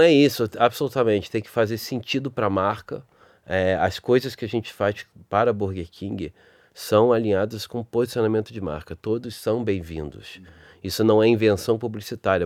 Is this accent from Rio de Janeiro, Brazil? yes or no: yes; Rio de Janeiro, Brazil; accent: carioca; o meu sotaque carioca